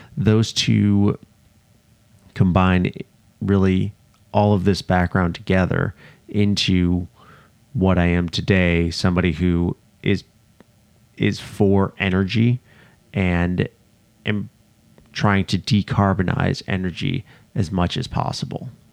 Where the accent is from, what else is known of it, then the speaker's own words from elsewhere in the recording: outside of Chicago, Illinois, United States; I grew up outside of Chicago, Illinois